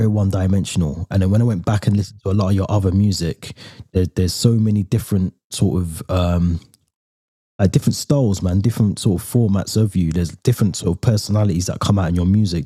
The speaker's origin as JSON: {"language": "English", "town": "Birmingham", "region": "West Midlands", "country": "United Kingdom", "moved": "as an adult", "lives_now": "North of England, United Kingdom", "said": "I'm from Birmingham as well"}